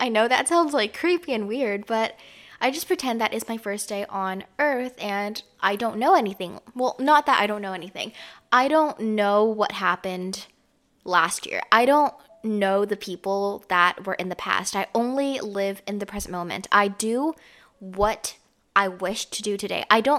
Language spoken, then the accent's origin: English; Canada; I grew up in Canada, so this is why I don't really have like an accent or anything.